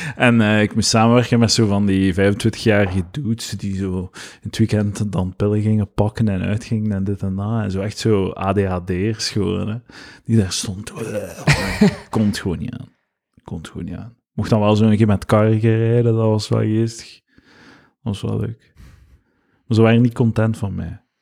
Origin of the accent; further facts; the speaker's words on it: Deurle, Flanders, Belgium; Van Gent, Ah, nee, van Deurle